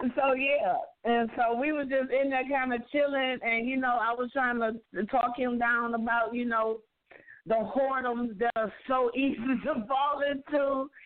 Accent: Louisiana, United States; moved away; had actually moved back to my hometown in Louisiana

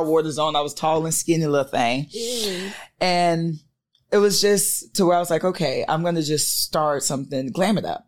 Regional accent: St. Petersburg, Florida, United States; moved away as an adult; now in Georgia, United States; I'm from St. Petersburg, Florida

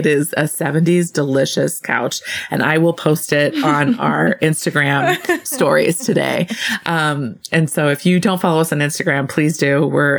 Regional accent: Southwest, United States; I'm from the Southwest, where there is an abundance of open sky and sunlight. I now live in the Pacific Northwest

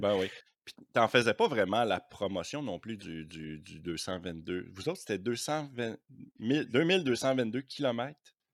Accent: Quebec, Canada; moi je suis québécois

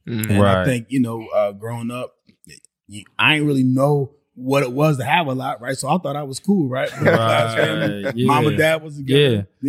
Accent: Glassboro, New Jersey, United States; also born or lived in Camden, New Jersey; we moved to like a suburban town called Glassboro.

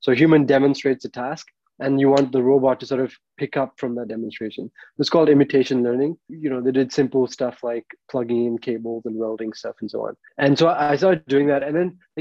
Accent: India; moved away; I'm an Indian citizen

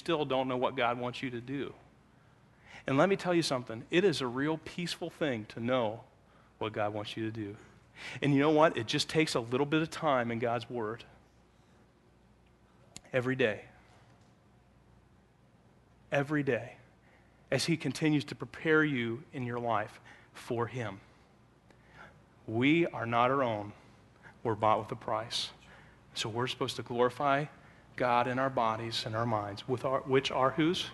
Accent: Pennsylvania, United States; now in Elkhart, United States; It's where I grew up

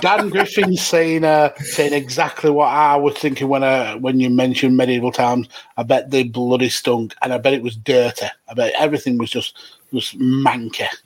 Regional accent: United Kingdom; we as as British

